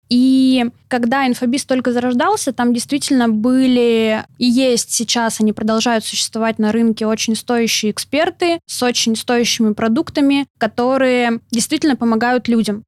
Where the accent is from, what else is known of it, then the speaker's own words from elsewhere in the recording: Novosibirsk, Novosibirsk Oblast, Russia; moved away as an adult; also born or lived in Samara; Я родилась в Новосибирске, и там же закончила школу с золотой медалью